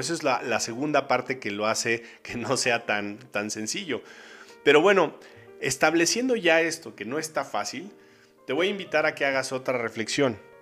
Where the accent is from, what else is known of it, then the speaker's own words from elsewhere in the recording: Mexico; yo soy mexicano por alguna razón, aquí me tocó nacer